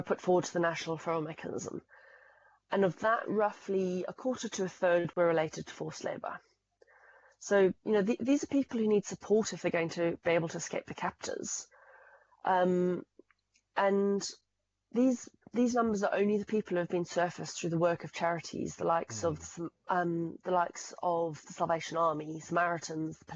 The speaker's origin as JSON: {"language": "English", "country": "Zimbabwe", "moved": "yes", "lives_now": "United Kingdom", "said": "as you might be able to tell from the accent, I come from Zimbabwe"}